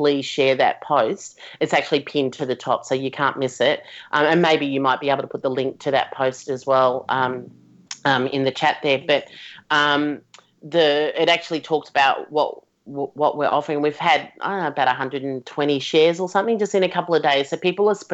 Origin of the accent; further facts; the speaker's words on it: Melbourne, Victoria, Australia; So I'm from Melbourne